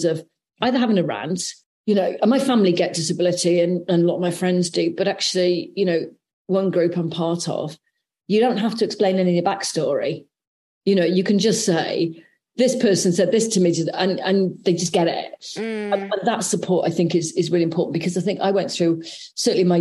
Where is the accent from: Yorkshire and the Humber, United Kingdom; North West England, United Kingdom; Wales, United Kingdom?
Wales, United Kingdom; South; growing up in South Wales